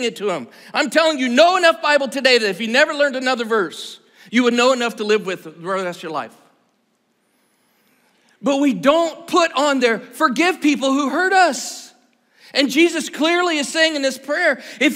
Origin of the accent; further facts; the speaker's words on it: Iowa, United States; I'm from Iowa